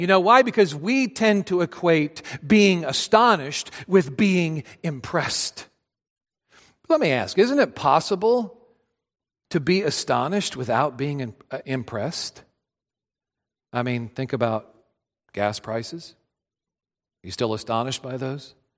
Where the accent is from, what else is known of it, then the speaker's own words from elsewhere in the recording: Adrian, Missouri, United States; moved away; being back home in my hometown of Adrian, Missouri. I grew up in a small town south of Kansas City